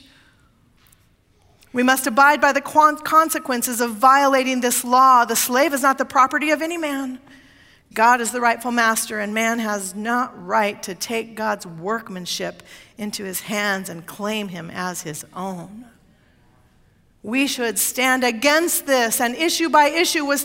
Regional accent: Oregon, United States; moved away; my home state of Oregon

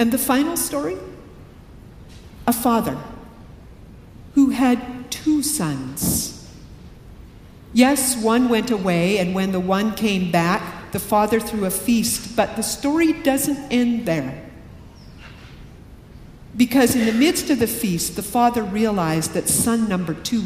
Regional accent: Canada; now in Riverside, United States; I'm Canadian

